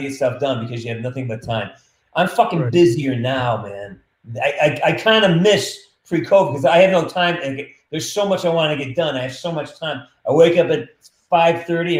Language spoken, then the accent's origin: English; Western Massachusetts, United States; now in California, United States; I'm from Western Mass